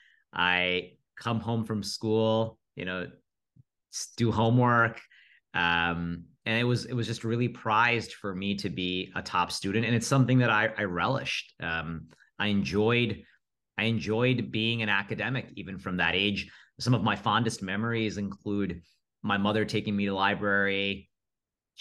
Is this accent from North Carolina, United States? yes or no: no; Rockland County, New York, United States; I was born and raised in Rockland County, really nice NYC commuter suburbs.